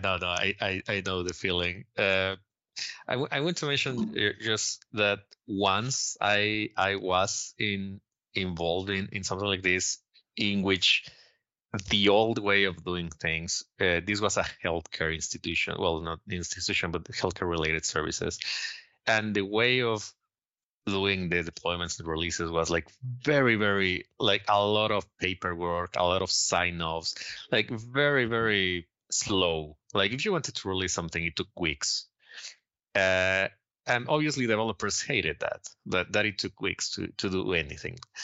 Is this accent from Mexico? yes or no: yes; Mexico; moved away as an adult; now in Sweden; I'm originally from Mexico and I've been living here in Sweden for the past four years